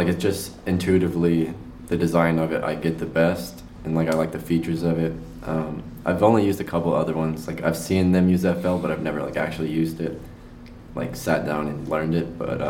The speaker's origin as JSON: {"language": "English", "town": "Odessa", "region": "Texas", "country": "United States", "tie": "born or raised there", "moved": "yes", "said": "and I'm from Odessa, Texas, out west Texas."}